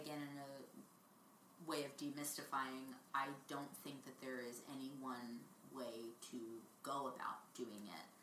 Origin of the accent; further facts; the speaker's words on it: Jersey Shore, New Jersey, United States; moved away as an adult; also born or lived in New York; now in California, United States; growing up in the Jersey Shore